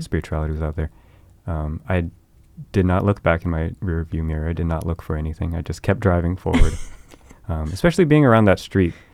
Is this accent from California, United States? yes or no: yes; Bay Area, California, United States; in that hometown that I was from in the Bay Area